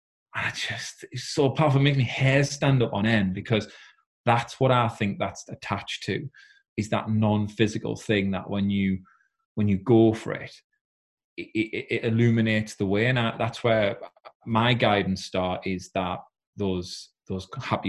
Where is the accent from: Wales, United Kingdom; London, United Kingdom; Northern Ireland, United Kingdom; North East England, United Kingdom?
North East England, United Kingdom; South Shields; moved away as an adult; now in Yarm, United Kingdom; I'm actually from South Shields. I said, but I've recently just moved house down to Teesside in Yarm